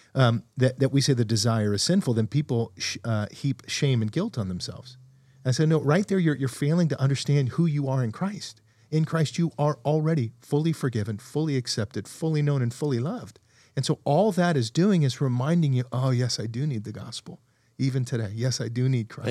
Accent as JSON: {"language": "English", "town": "Fresno", "region": "California", "country": "United States", "also_born_or_lived": "Texas", "moved": "as an adult", "said": "when I moved away from Fresno"}